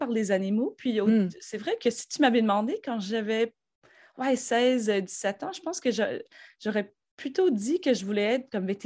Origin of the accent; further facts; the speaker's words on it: Rosemère, Quebec, Canada; also born or lived in Australia; je viens de Montréal, ou en fait, euh, la rive nord de Montréal. Donc, j'ai grandi dans un genre de village qui s'appelle Rosemère. C'est juste au nord de Laval.